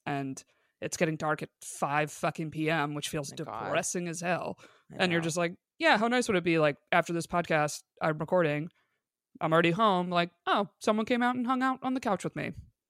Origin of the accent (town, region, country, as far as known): Binghamton, New York, United States; born or raised there; now in Los Angeles, United States